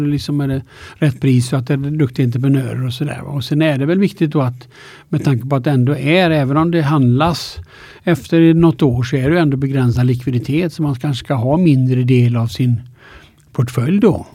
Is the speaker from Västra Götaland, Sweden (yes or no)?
yes; Alingsås, Västra Götaland, Sweden; also born or lived in Linköping / United States; now in Stockholm, Sweden; Jag är född i Allingsås då, eh, Västergötland.